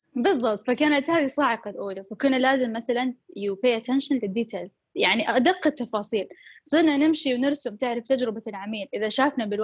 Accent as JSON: {"language": "Arabic", "country": "Saudi Arabia", "said": "عندنا بالسعودية"}